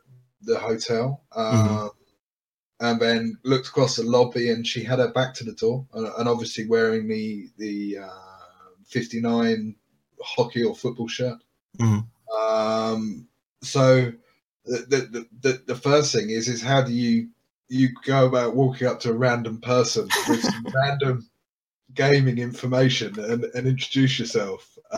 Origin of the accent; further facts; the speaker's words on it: United Kingdom; I'm obviously very British, so you know, I sound like I'm Australian, I imagine